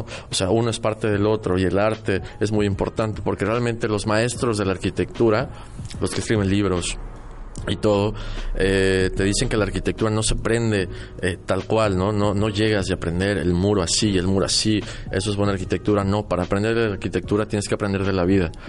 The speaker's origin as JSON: {"language": "Spanish", "region": "Mexico City", "country": "Mexico", "tie": "born or raised there", "also_born_or_lived": "Querétaro", "moved": "yes", "lives_now": "Mérida, Mexico", "said": "yo nací en la Ciudad de México, viví muchos años en Querétaro. Hace 10 años vivo aquí"}